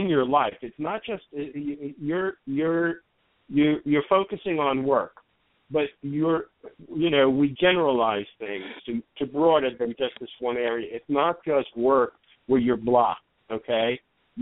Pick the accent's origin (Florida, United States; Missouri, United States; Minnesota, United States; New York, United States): New York, United States; also born or lived in New Jersey; I'm from New York, and I lived in New Jersey for a while